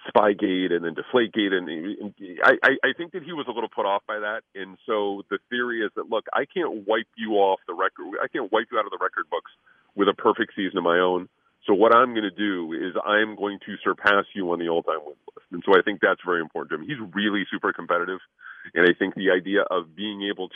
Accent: Connecticut, United States; I grew up in Connecticut as one of those snot-nosed kids playing street hockey

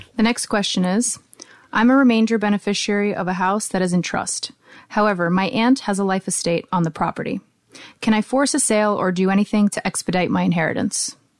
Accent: United States; also born or lived in Sheepshead Bay, Brooklyn; my parents were um, born in Belarus. I was born here in America. I speak both Russian and English.

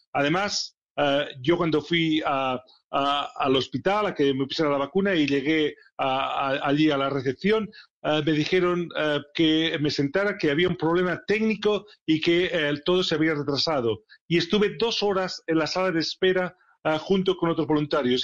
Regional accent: Barcelona, Catalonia, Spain; moved away as an adult; also born or lived in Sheffield, England; now in England, United Kingdom; Barcelona, es mi ciudad natal

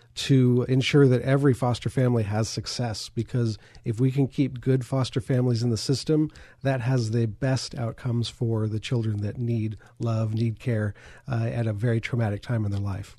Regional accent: Lancaster, California, United States; born and raised in Lancaster, California

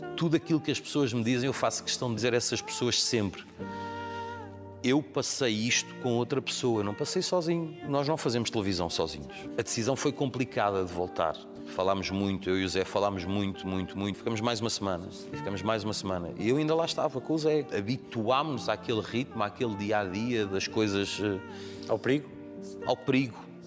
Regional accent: Amadora, Lisbon, Portugal; Muitos amigos lá na rua são aqueles que cresceram comigo da minha infância, as vidas acabaram por nos separar, mas cada vez que lá vou e que me cruzo com eles, ainda há o mesmo café que era a Ginginha. Nós crescemos naquela rua na Estrada da Damaia.

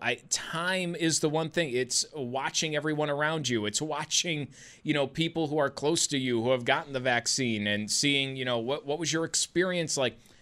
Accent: United States; as an American

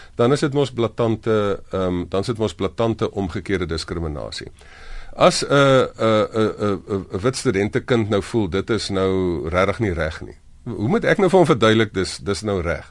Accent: South Africa; first language Afrikaans; as Afrikaners

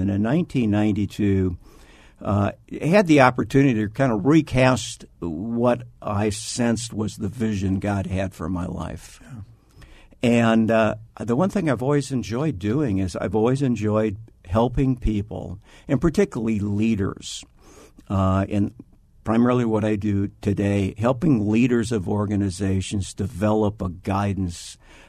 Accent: Iowa, United States; Like a lot of people in Arizona, I came from Iowa. Midwestern stock.

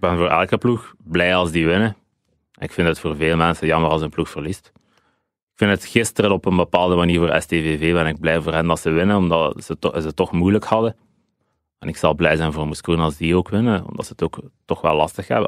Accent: Dender region, Flanders, Belgium; Ik ben een kind van de Denderstreek.

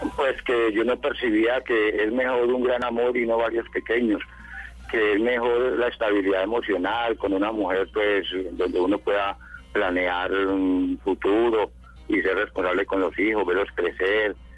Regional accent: La Unión, Valle del Cauca, Colombia; yo nací en la Unión Valle, que queda por aquí al norte del Valle

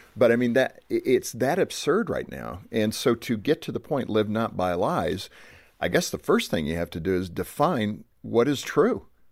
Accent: United States; as an American

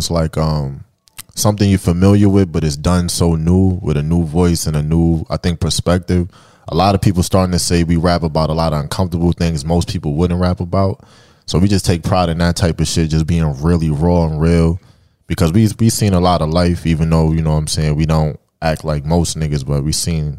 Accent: New York City, New York, United States; also born or lived in Long Island; I'm from Brooklyn, New York, by way of Long Island. I grew up between both most of my life.

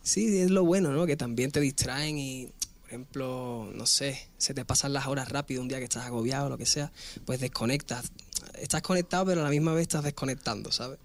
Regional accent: Spain; Al final yo soy español

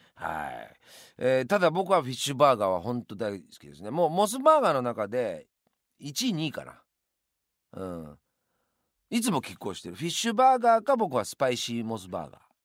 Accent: Yamanashi, Japan; moved away; also born or lived in Tokyo; 生まれ故郷の山梨に東京にいたんですが一旦山梨に、えー、帰ります

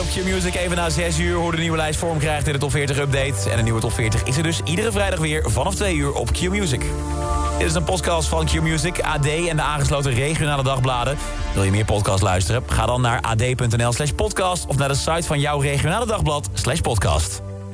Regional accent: Netherlands; zijn wij Hollanders lekker nuchter

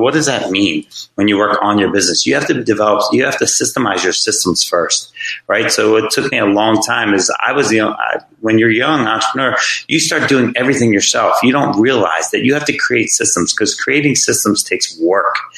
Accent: Jersey Shore, New Jersey, United States; moved away as an adult; also born or lived in Virginia Beach, Virginia; I grew up on the Jersey Shore, like I said, as a kid

